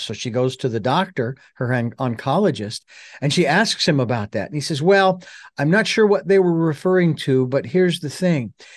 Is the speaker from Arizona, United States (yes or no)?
yes; Phoenix, Arizona, United States; now in Santa Barbara, United States; I'm originally from Phoenix. I live in Santa Barbara